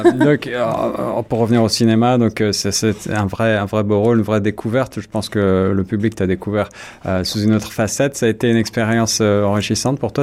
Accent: Paris, Île-de-France, France; moved away; moi je viens de Paris

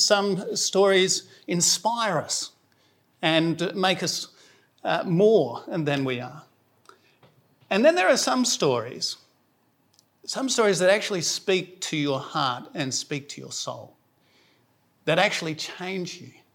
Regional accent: South Australia, Australia; moved away; I'm from South Australia, so I say holy

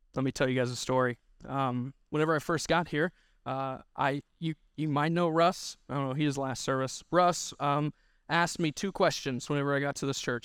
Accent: Missouri, United States; I'm from Missouri

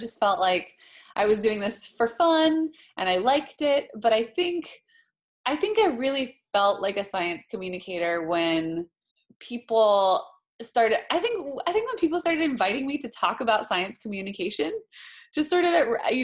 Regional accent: Hawaii, United States; moved away as an adult; also born or lived in Boston; I grew up in Hawaii

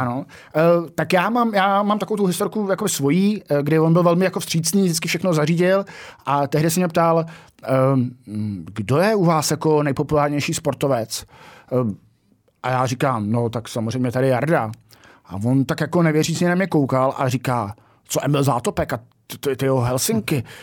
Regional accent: Czechia; odkud jsme, z Česka

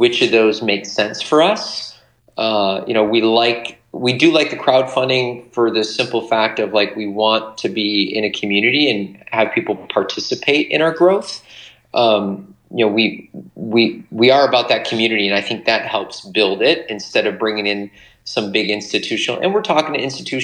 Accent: Michigan, United States; I'm from Michigan

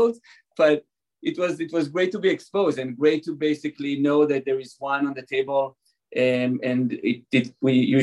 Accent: Israel; moved away; also born or lived in California; I was born and raised in Israel

